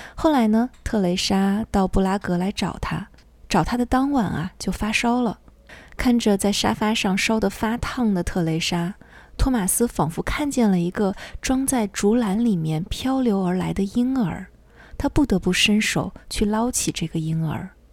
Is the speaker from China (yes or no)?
yes; China; 像我们中国人的书架上通常都会有《红楼梦》